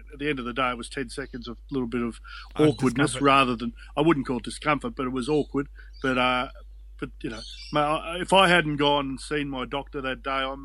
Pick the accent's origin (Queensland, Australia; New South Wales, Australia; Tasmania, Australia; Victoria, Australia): Queensland, Australia; Brisbane; moved away as an adult; also born or lived in Penrith; now in Cronulla, Australia; being a young bloke growing up in Brisbane